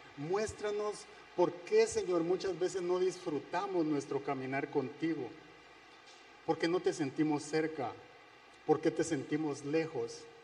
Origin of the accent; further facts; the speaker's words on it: Guatemala; moved away; Soy de Guatemala